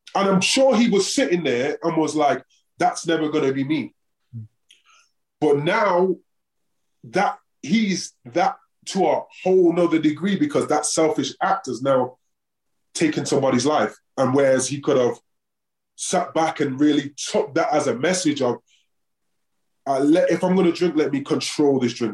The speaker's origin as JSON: {"language": "English", "region": "England", "country": "United Kingdom", "also_born_or_lived": "Oakland", "moved": "yes", "lives_now": "Denver, United States", "said": "I'm English"}